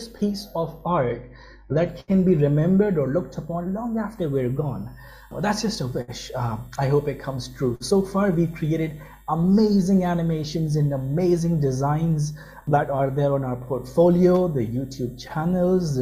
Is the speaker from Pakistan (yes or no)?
yes; Pakistan; moved away as an adult; also born or lived in United Kingdom; I was born and raised in Pakistan, and for my education, I traveled to UK